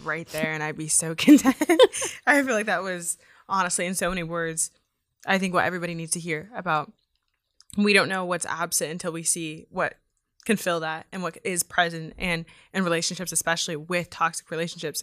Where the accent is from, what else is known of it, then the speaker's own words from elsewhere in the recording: Yuba City, California, United States; I'm from Yuba City, so I'm an hour away